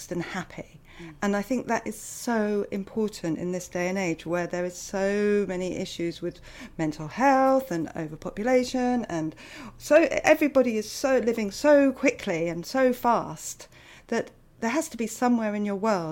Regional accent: United Kingdom; I'm British

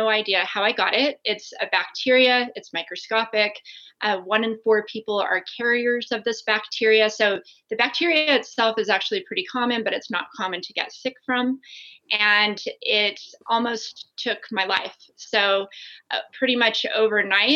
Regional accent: Las Vegas, Nevada, United States; I grew up in Las Vegas

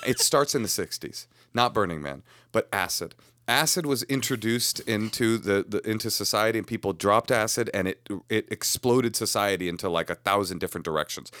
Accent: Bay Area, California, United States; I was raised in the Bay Area

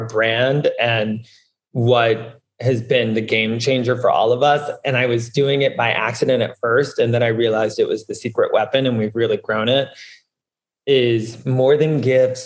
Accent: the South, United States; now in New York, United States; I'm from the South and wanted to get out of the South

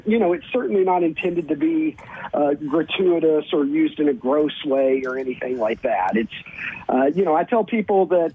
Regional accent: Kentucky, United States; moved away as an adult; now in Chicago, United States; I was born and raised in Kentucky. So I lived until I was in my early 30s in Kentucky

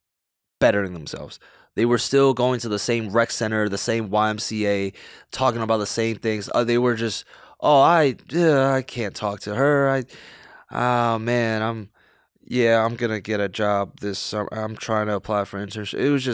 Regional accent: New York City, New York, United States; Growing up in New York, it's, you're surrounded with a lot of negativity, actually. Like, New York City, it's kind of a cutthroat city.

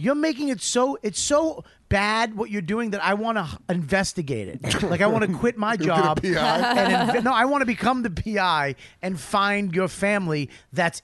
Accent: Boston, Massachusetts, United States; I'm white. I'm from Boston

